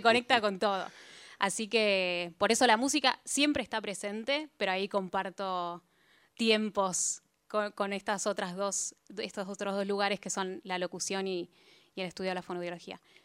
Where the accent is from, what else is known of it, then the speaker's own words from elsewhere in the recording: Buenos Aires, Argentina; los dos somos porteños